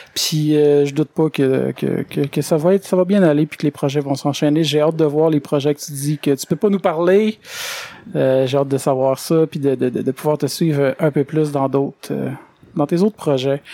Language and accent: French; Quebec, Canada; moved away as an adult; also born or lived in Victoriaville; je viens du Lac-Saint-Jean